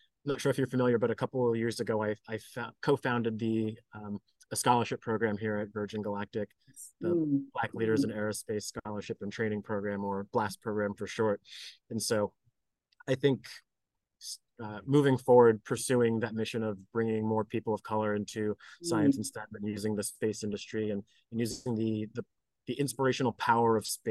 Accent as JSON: {"language": "English", "country": "United States", "tie": "born or raised there", "said": "I grew up here in the United States"}